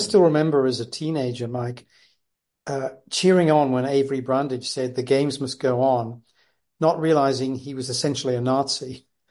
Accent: Leicester, East Midlands, United Kingdom; I was born in Leicester

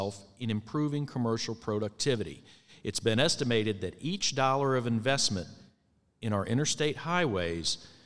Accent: Suffolk, Virginia, United States; Wade Brown's hometown of Suffolk, Virginia, which happens to also be my hometown

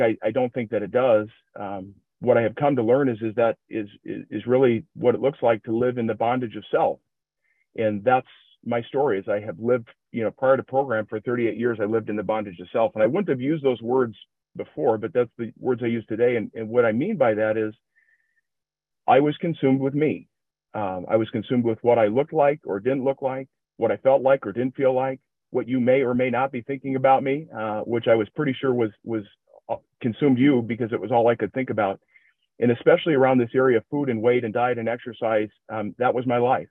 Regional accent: Minnesota, United States; accent: generic Midwestern; I'm from Minnesota, so if it sounds like uh, just a just a generic Midwestern ac- accent, that's what you'll have here

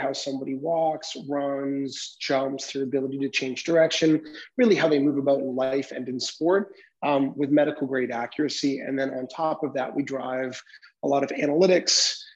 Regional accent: Vancouver, British Columbia, Canada; I am born and raised in Vancouver, Canada

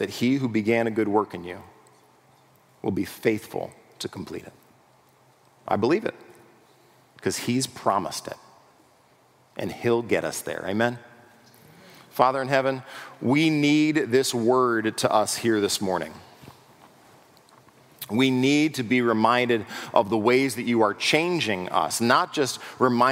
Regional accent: United States; we as American pragmatic individuals

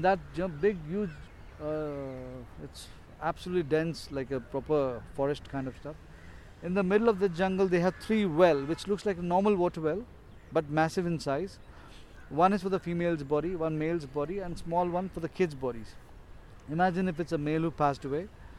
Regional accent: Kerala, India; now in Mumbai, India; I'm from South India, Kerala.

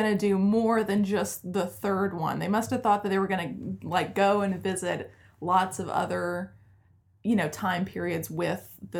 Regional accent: Charlotte, North Carolina, United States; Like, you're not from North Carolina. I'm like, oh, but I was born and raised in Charlotte. You know, they didn't believe me.

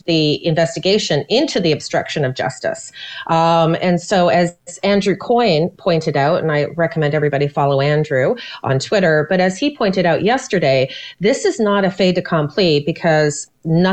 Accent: Canada; I'm a Canadian.

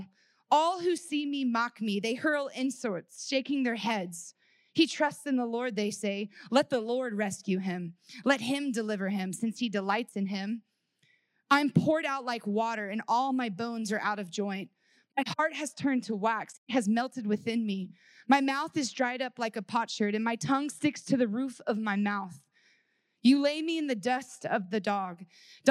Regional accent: Texas, United States; I grew up in Texas, and I grew up in the Bible Belt

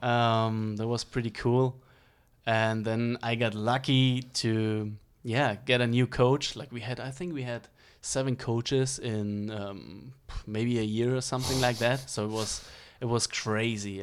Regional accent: Regensburg, Bavaria, Germany; English is a second language; moved away as an adult; now in United States; I grew up in Bavaria in the, uh, in Regensburg, so that's the city.

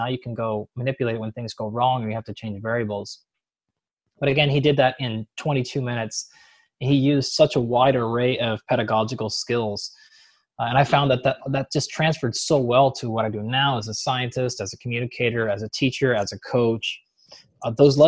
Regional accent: Seattle, Washington, United States; I come from Seattle, which is the Pacific Northwest.

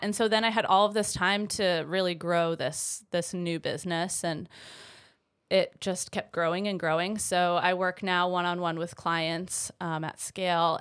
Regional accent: Vermont, United States; moved away as an adult; also born or lived in Greensboro, North Carolina; I'm originally from Vermont. I, uh, grew up there, um, for about twenty-four years.

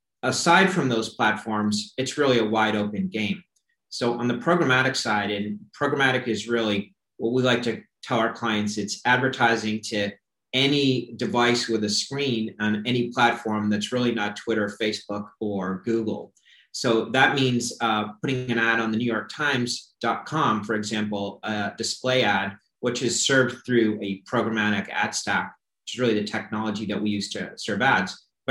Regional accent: Florida, United States; When we look at my home state of Florida, for example, and we see Planet 13 coming into the market

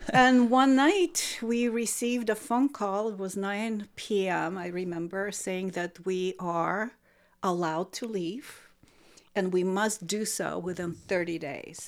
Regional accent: Saint Petersburg, Russia; moved away as an adult; now in United States; I am from Saint Petersburg, Russia

